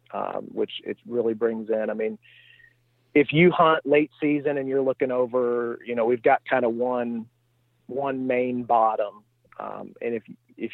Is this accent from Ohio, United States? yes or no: no; Eastern Missouri, United States; I am from Eastern Missouri, a town southwest of St. Louis, about 30 or 35 miles. And my family has a farm there.